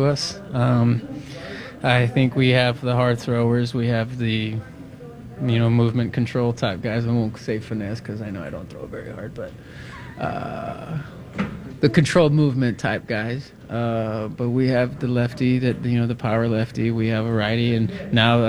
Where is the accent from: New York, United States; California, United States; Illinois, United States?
California, United States; I'm from California